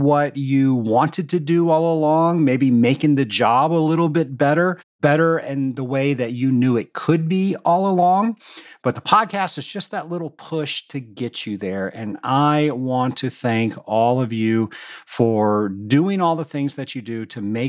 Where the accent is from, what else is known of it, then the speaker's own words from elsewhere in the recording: Atlanta, Georgia, United States; right here in my hometown of Atlanta, Georgia